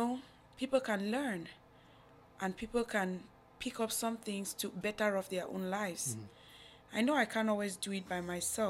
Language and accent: English; Cameroon; now in United States; Growing up in Cameroon has been very hard.